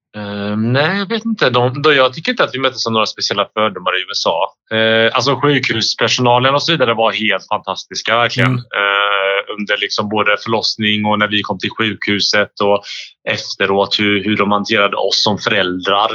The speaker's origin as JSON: {"language": "Swedish", "country": "Bosnia & Herzegovina", "moved": "yes", "lives_now": "Sweden", "said": "jag är ju från Bosnien"}